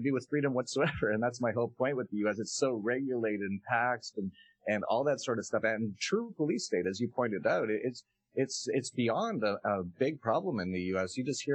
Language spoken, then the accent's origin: English; Canada; moved away as an adult; I was actually originally from Canada.